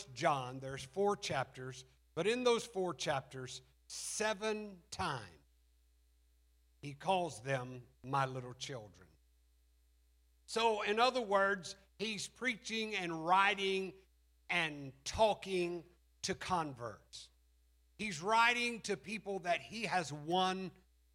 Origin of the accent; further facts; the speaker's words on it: Alabama, United States; We're from Alabama